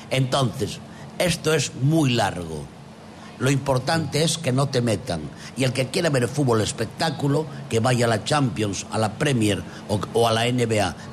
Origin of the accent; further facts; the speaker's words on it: Mieres, Asturias, Spain; now in Oviedo, Spain; Yo que soy de Mieres, vivo en Oviedo, tengo el terruño Morcín.